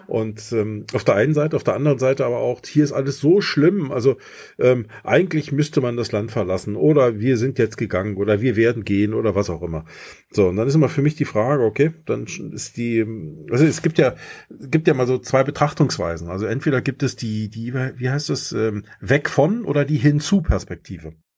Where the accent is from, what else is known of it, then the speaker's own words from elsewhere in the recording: East Germany, Germany; ich bin im Osten groß geworden